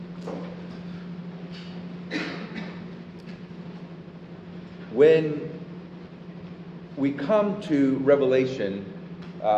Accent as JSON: {"language": "English", "country": "Puerto Rico", "moved": "yes", "lives_now": "Austin, United States", "said": "I'm from Puerto Rico"}